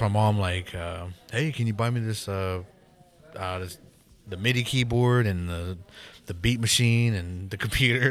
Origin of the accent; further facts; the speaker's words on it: Pawnee, United States; I'm from Pawnee